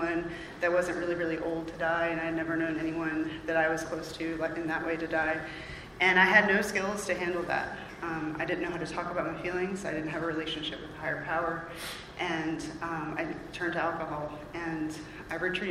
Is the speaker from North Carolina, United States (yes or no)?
yes; Raleigh, North Carolina, United States; I'm from Raleigh. I grew up around here